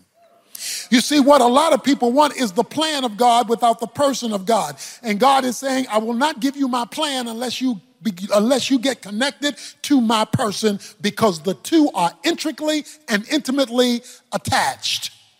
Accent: Baltimore, Maryland, United States; So I'm from Baltimore

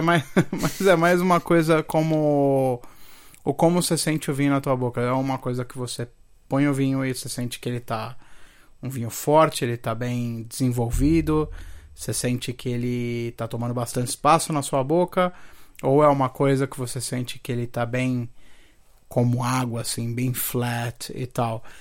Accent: Santo André, São Paulo, Brazil; also born or lived in Rio de Janeiro; eu sou andrense de terroir, mano. Na, na, verdade, eu nasci no Rio

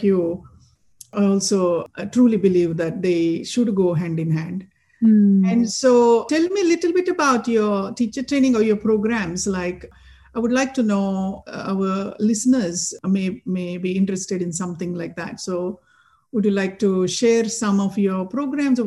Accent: Maharashtra, India; moved away; I'm from Maharashtra

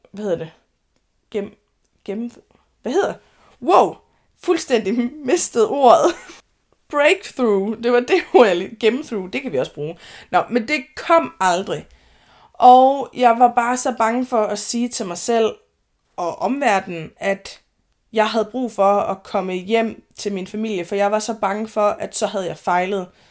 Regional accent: Denmark; moved away as an adult; also born or lived in Høje Taastrup, Zealand; jeg er jyde

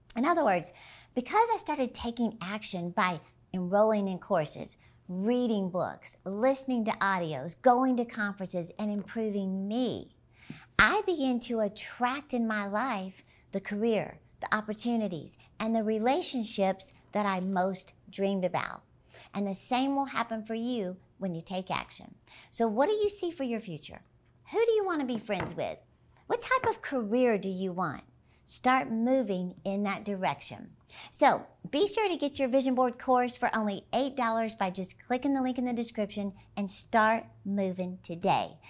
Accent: Dallas, Texas, United States; my hometown of Dallas, Texas

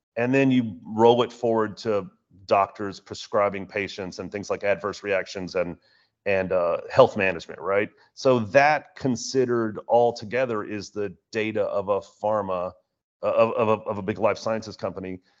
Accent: Houston, Texas, United States; my hometown of Houston

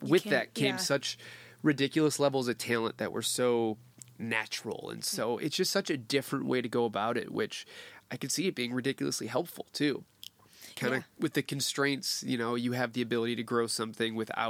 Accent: Detroit, Michigan, United States; also born or lived in Chicago; now in Los Angeles, United States; so from Detroit, I went to school in Chicago, cool.

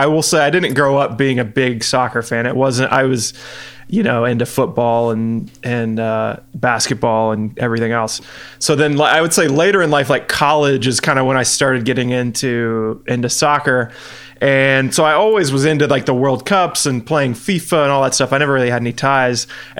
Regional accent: United States; I felt very English for being an American.

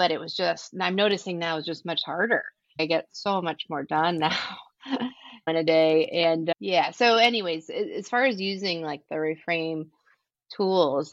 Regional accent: San Diego, California, United States; moved away as an adult; now in Detroit, United States; I'm from San Diego, California

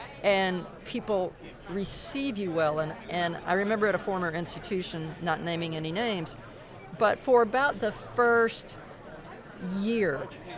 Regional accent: Corsicana, Texas, United States; Well, so understand, my hometown is in Corsicana, Texas. and small town of 20,000 people. I haven't lived there in more than 25 years, and I've lived since then border to border and coast to coast.

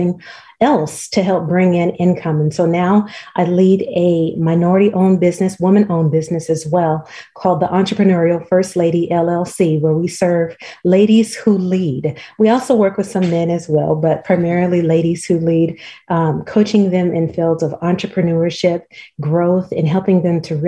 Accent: Los Angeles, California, United States; moved away as an adult; now in Montgomery, United States; I'm originally from Los Angeles and have been here in Alabama now for about the last 14 years

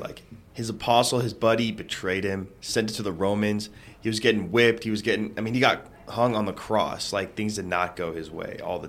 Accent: Palo Alto, California, United States; I'm from Palo Alto, California.

